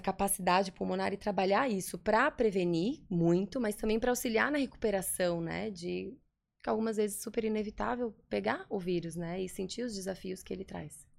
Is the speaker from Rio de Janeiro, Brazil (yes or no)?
no; Florianópolis, Santa Catarina, Brazil; also born or lived in New Jersey, United States; Aqui em Floripa, nasci em Floripa, sou daqui.